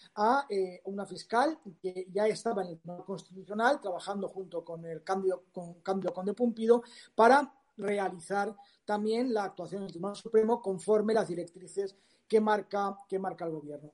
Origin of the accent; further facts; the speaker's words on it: Valencia, Valencian Community, Spain; en mi tierra, en mi ciudad